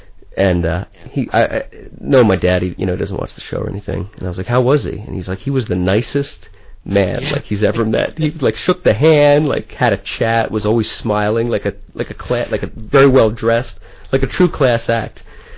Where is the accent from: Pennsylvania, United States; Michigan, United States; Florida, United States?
Pennsylvania, United States; also born or lived in Philadelphia; now in Los Angeles, United States; I live here. I'm from Pennsylvania originally.